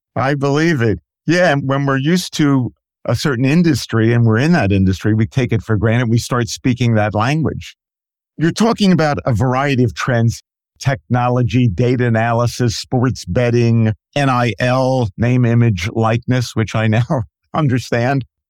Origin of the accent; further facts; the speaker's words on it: Philadelphia, Pennsylvania, United States; my hometown of Philadelphia